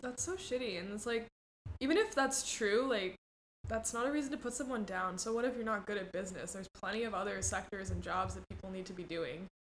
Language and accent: English; Mexico; moved away; also born or lived in Cambridge, Massachusetts, United States; I moved to Mexico when I was 4 mm-hmm. and then I lived there most of my life. So kind of from Mexico